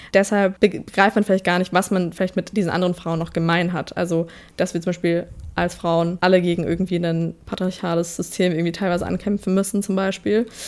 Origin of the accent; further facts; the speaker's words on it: Southern Germany, Germany; moved away; wir kommen beide aus Süddeutschland